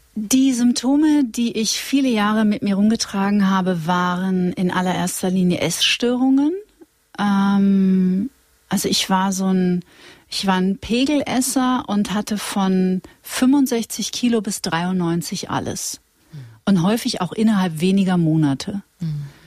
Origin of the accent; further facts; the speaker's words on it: Witten, North Rhine-Westphalia, Germany; wir sind ja beide aus Nordrhein-Westfalen auch ja. äh, und ich äh, bin in Witten zur Schule gegangen, das ist in der Nähe von Dortmund